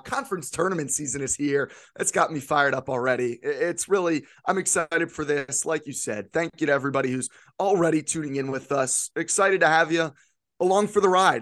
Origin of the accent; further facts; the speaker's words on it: central Pennsylvania, United States; I grew up in central Pennsylvania, grew up a Penn State fan